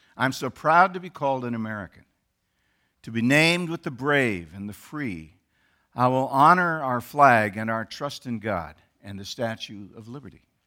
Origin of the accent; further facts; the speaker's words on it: Canada; now in United States; They, as I, were born in Canada